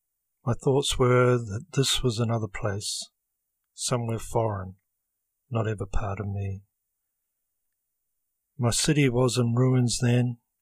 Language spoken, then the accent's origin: English; Christchurch, Canterbury, New Zealand; When I was growing up in Christchurch, I didn't know about Islam.